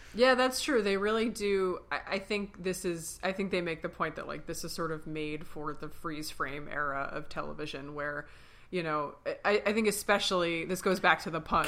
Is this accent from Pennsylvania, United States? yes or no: yes; Philadelphia, Pennsylvania, United States; We're sisters from Philly